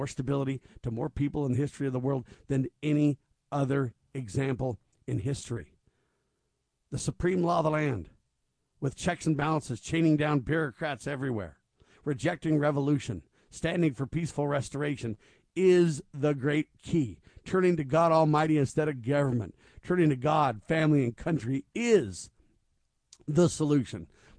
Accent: United States; I am an American, and I love America.

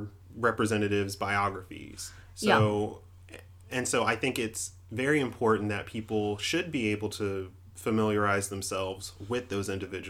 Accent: Red Bank, South Carolina, United States; growing up in South Carolina and kind of in the Columbia area. I used to live in I grew up in Red Bank in Lexington.

